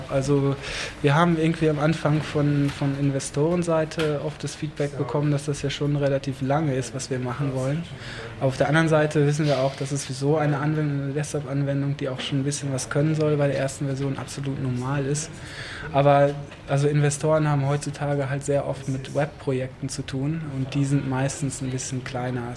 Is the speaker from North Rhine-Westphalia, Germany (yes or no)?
yes; near Paderborn, North Rhine-Westphalia, Germany; now in Berlin, Germany; Ich bin aus der Nähe von Paderborn, aus einem ganz kleinen Dorf, Junge vom Land also.